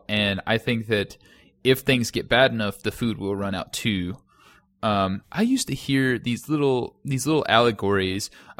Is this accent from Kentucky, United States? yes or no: yes; Kentucky, United States; but like, based on the culture that I was raised in Western Kentucky, all of those things culminated into all of those tenets.